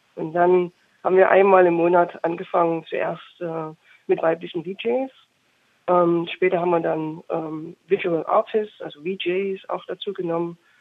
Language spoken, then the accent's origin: German; Chemnitz, Saxony, Germany; also born or lived in Berlin; aber ich komme aus Chemnitz ursprünglich